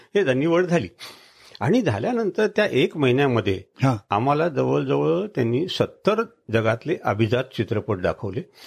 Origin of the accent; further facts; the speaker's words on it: Kandhar, Maharashtra, India; माझी कंदारची आठवण